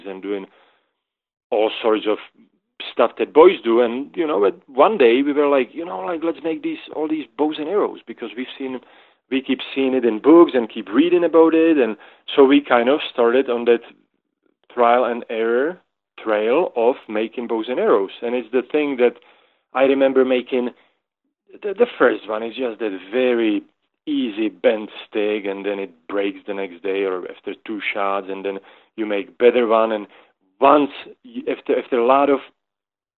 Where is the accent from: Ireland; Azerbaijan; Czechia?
Czechia; Moravia; now in Boulder, United States; I'm from Czech Republic, and Czech Republic divides into kind of into two parts, and one is Bohemia and one is Moravia. So I am from Moravia